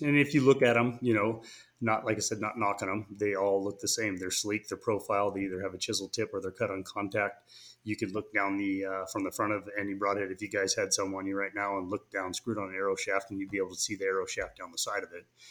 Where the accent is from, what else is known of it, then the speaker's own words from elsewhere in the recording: California, United States; moved away as an adult; now in Boise, United States; I was initially from California